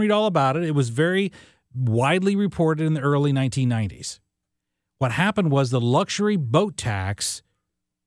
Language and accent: English; West Frankfort, Illinois, United States; my hometown in West Frankfort, Illinois, in Southern Illinois